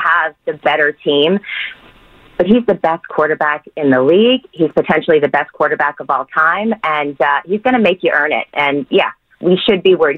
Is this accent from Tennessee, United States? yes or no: no; Bay Area, California, United States; a Bay Area kid